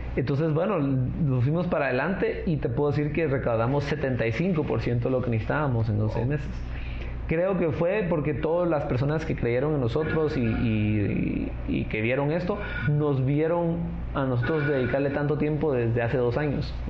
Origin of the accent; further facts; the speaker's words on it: Guatemala; como Chapín